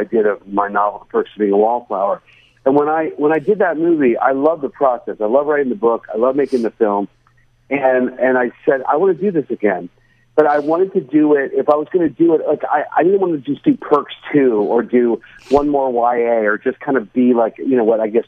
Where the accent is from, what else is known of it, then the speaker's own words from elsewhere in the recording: Pittsburgh, Pennsylvania, United States; I grew up in Pittsburgh, Pennsylvania.